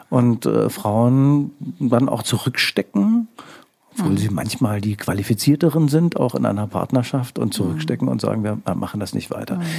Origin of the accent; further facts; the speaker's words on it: Berlin, Germany; Ich komme aus Schöneberg